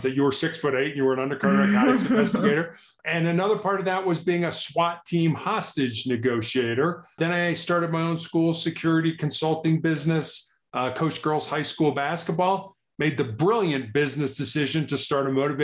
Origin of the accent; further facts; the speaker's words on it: Chicago, Illinois, United States; also born or lived in Charleston, South Carolina; born and raised in Chicago, I am the oldest of three boys.